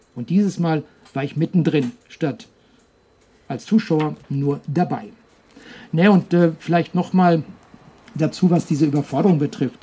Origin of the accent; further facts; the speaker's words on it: Herbolzheim area, near Emmendingen and Freiburg, Baden-Württemberg, Germany; in Herbolzheim, das ist eine kleine Gemeinde, die liegt ein äh, paar Kilometer nördlich von Emmendingen. Freiburg sind ungefähr 30, 40 Kilometer bis dorthin und eben auch direkt in meiner Heimat